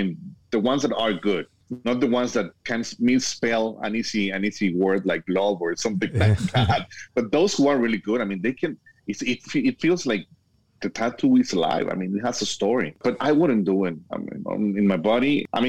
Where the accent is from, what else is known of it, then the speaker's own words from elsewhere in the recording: Guadalajara, Jalisco, Mexico; also born or lived in Miami; now in El Paso, United States; I was born and raised in Guadalajara, Mexico, but now I'm living in El Paso, Texas. I lived in Florida in Miami for 19 years